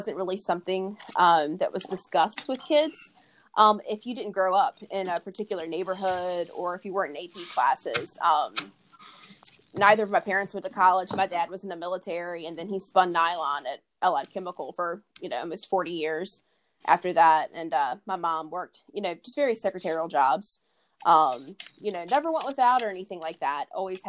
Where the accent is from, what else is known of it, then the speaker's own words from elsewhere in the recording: Hopewell, Virginia, United States; So I grew up in Hopewell. I met my husband in Hopewell